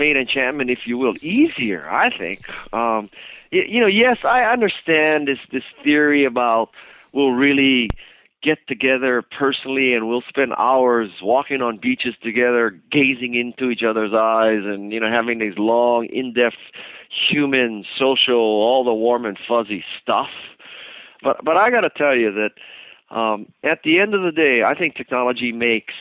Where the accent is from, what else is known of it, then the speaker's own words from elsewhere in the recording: Hawaii, United States; I'm from Hawaii.